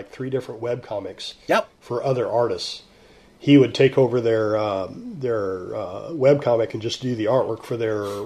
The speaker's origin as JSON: {"language": "English", "region": "Texas", "country": "United States", "accent": "Texan", "moved": "as an adult", "lives_now": "Vancouver, Washington, United States", "said": "I'm from Texas."}